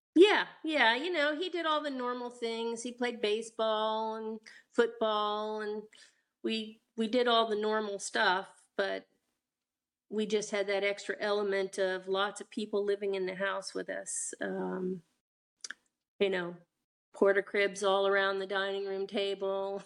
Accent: Vienna, Virginia, United States; also born or lived in Washington, D.C. / Falls Church, Virginia; And we grew up, uh, I was born and we lived in Falls Church for a time, and then we moved to Vienna, Virginia when I was three

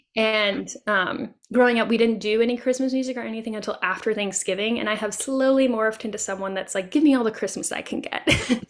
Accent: Tennessee, United States; this is my home state. And my husband and I love and travel around Tennessee a lot

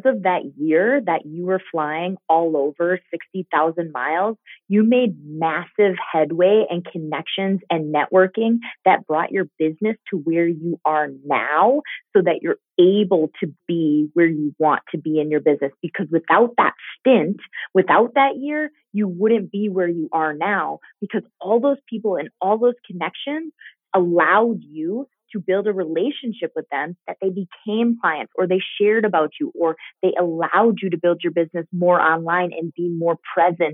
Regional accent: Minnesota, United States; also born or lived in Green Bay, Wisconsin; We moved back to Minnesota from Green Bay because I had four kids and because we needed that support system. My parents are here. My aunt's here.

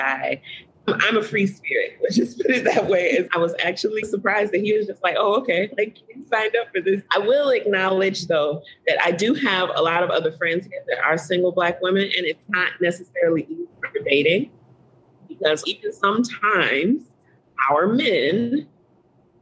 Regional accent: Chicago, Illinois, United States; moved away as an adult; now in Cambodia; I grew up in Chicago

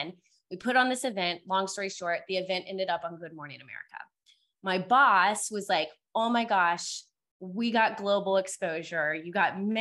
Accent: Cincinnati, Ohio, United States; now in Dallas, United States; So I currently live in Dallas, Texas. I'm originally from Cincinnati, Ohio

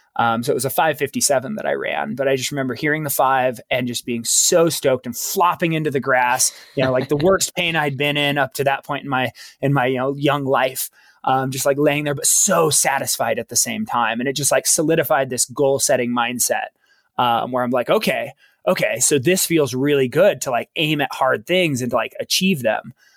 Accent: Baker City, Oregon, United States; I was born in small town Eastern Oregon, a little town called Baker City, Oregon.

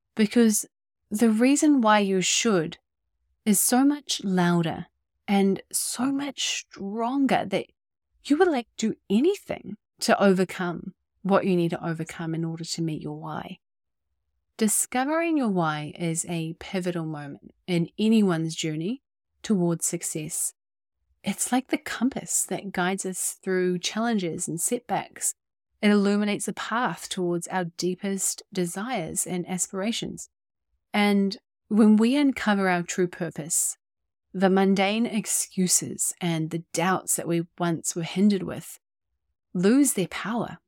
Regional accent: New Zealand; also born or lived in Bay of Islands, New Zealand; I was born and raised in our little piece of paradise down here in Aotearoa, New Zealand

